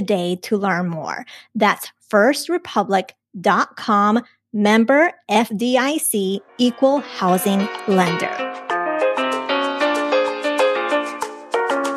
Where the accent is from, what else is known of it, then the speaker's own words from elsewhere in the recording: Colombia; I was born in Colombia.